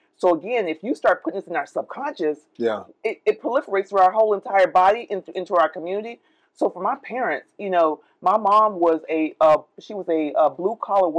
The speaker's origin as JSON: {"language": "English", "town": "Oviedo", "region": "Florida", "country": "United States", "tie": "born or raised there", "said": "I was born in Florida."}